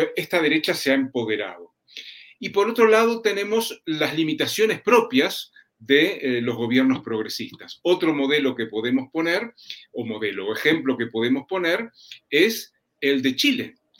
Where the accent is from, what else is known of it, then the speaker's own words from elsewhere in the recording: Uruguay; en mi país, en Uruguay